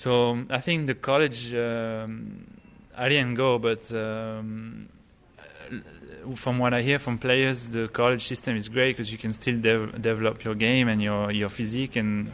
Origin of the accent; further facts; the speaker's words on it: United States; not many French players knew me at the time because I grew up in the States. So when I went there, I actually did pretty well because I was a new guy, French, but not really.